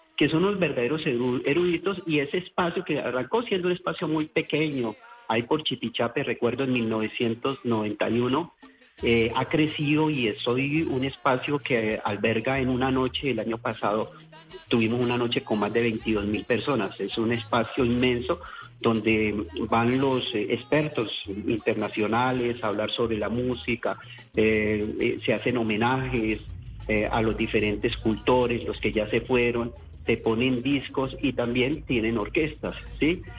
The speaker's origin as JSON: {"language": "Spanish", "town": "Cali", "region": "Valle del Cauca", "country": "Colombia", "said": "todo lo que somos los caleños"}